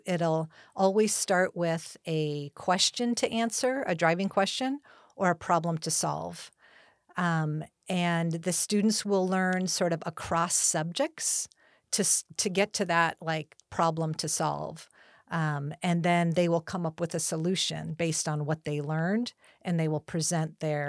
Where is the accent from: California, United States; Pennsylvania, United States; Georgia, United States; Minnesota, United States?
California, United States; Hacienda Heights; So I was born and raised in Los Angeles County in a city called Hacienda Heights, sort of outer Los Angeles County suburb.